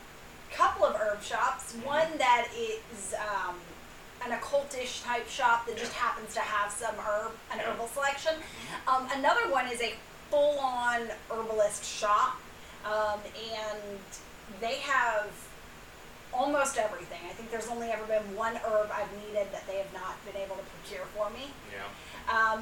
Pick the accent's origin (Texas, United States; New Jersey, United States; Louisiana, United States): Louisiana, United States; moved away; I am originally from the Gulf Coast. I'm originally from Louisiana